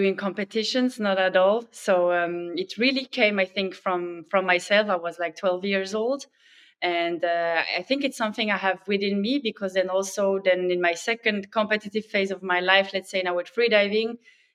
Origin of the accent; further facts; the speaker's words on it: Switzerland; I quickly started to join the swimming club there where I grew up in Switzerland